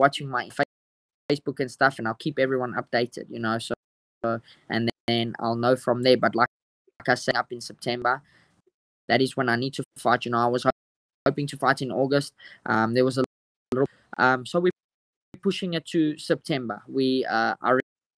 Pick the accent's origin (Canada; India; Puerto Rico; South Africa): South Africa; as South African fighters.